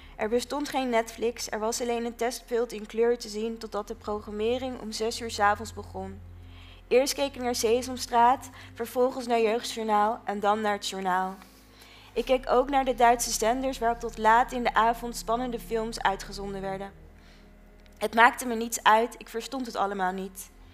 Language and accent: Dutch; Netherlands; de trots zijn van Nederlander zijn, dat ben ik ook